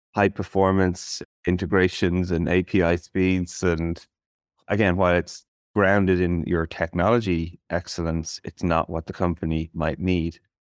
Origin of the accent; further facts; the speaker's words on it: Ireland; as an Irish person